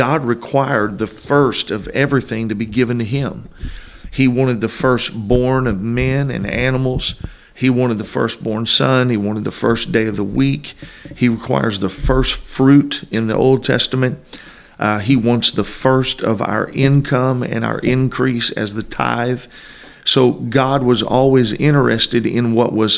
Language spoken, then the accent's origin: English; Granite City, Illinois, United States; moved away as an adult; I was born in Granite City, Illinois, 1972